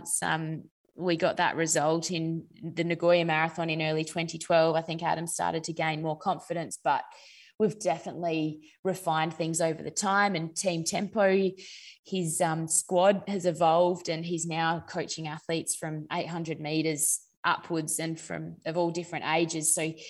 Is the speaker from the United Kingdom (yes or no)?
no; Naracoorte, South Australia, Australia; also born or lived in Adelaide; So I grew up in Narracourt, which is a country town in South Australia. And then I moved to Adelaide to go to boarding school for my final 3 years of school